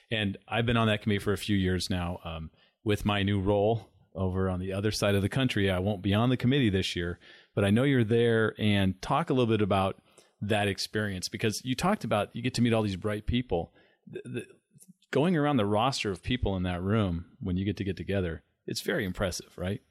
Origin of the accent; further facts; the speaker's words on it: San Diego, California, United States; now in Arizona, United States; growing up in San Diego